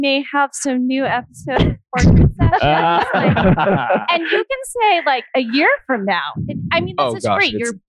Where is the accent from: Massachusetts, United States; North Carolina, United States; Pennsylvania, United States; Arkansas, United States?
Massachusetts, United States; I'm from Massachusetts